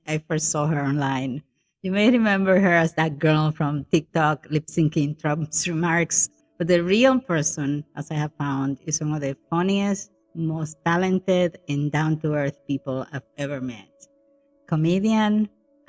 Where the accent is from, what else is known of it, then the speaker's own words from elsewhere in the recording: Dominican Republic; now in United States; I'm from the Dominican Republic. There can be a lot of pressure on us as immigrants